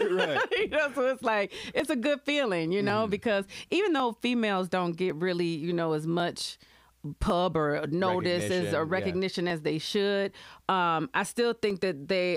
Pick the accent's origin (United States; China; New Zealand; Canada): United States; Grand Rapids, Michigan; born or raised there